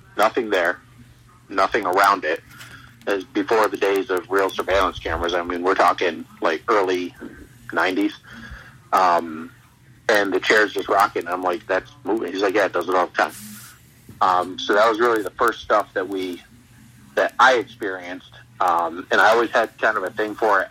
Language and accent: English; Ticonderoga, New York, United States; moved away as an adult; also born or lived in Plattsburgh, New York / Schenectady, New York; I grew up in Ticonderoga